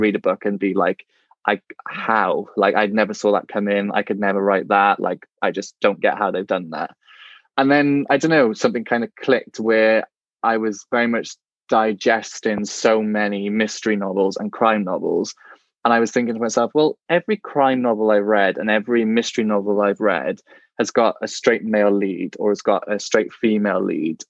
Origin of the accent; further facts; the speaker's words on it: Welsh, Wales, United Kingdom; being a Welsh gay man myself